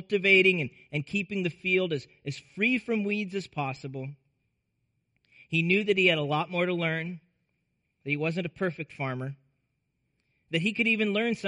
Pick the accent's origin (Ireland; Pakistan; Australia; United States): United States; Nebraska; I grew up in Nebraska